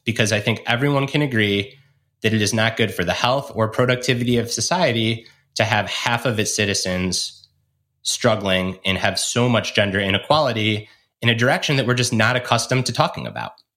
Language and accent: English; Michigan, United States; my home state of Michigan